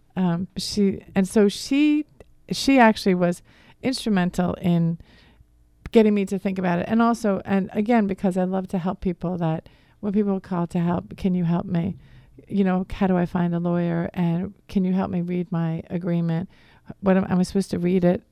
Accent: Wayne, Pennsylvania, United States; accent: Boston; moved away as an adult; also born or lived in Massachusetts; I grew up in the Philadelphia area. I um, lived in Wayne, and I went to Archbishop Carroll over in Radnor

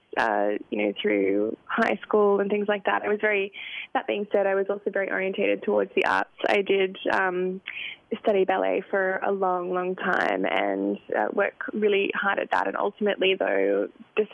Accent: Lismore, New South Wales, Australia; now in Chicago, United States; Lismore is a country town, and it's close to Byron Bay

